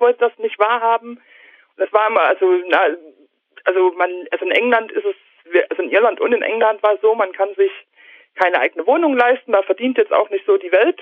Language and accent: German; Germany; moved away as an adult; also born or lived in Shannon, Ireland; als Deutsche